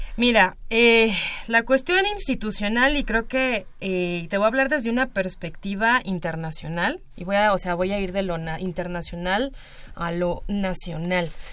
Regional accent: State of Mexico, Mexico; el Estado de México, que tenemos muchísimos pueblos originarios

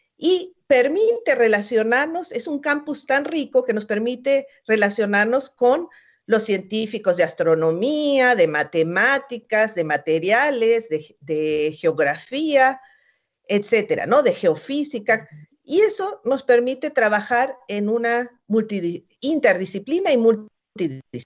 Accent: Mexico; Somos mexicanos, somos latinoamericanos

